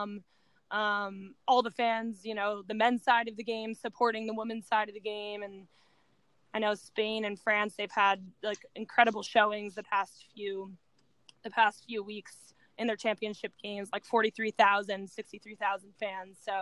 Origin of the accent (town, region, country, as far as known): United States